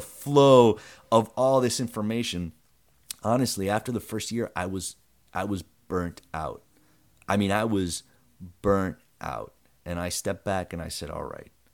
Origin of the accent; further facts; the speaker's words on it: Broward, Florida, United States; I grew up in Broward